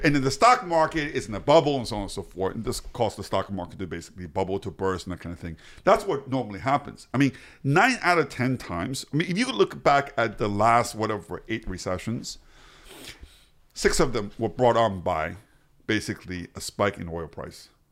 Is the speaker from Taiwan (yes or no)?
yes; Taiwan; also born or lived in Pittsburgh, United States / United States / Europe; now in Israel; i was born in pittsburgh i grew up in taiwan my parents came from china I was educated in the us i spent half my working career in europe and now i work now i live in israel full time